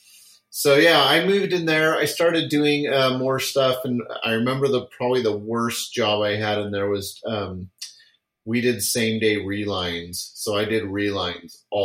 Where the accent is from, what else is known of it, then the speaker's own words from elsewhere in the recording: San Francisco Bay Area, California, United States; I grew up in California, so I was there in the San Francisco Bay Area, just south of Oakland